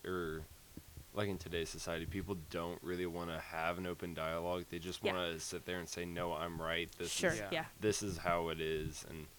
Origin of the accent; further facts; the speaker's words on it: Leavenworth, Kansas, United States; I'm from Leavenworth, Kansas.